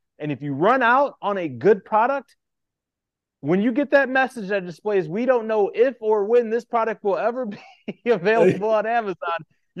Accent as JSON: {"language": "English", "region": "Indiana", "country": "United States", "tie": "born or raised there", "said": "Yeah, so I grew up in a small town right outside Chicago, in Indiana, a population of 22,000."}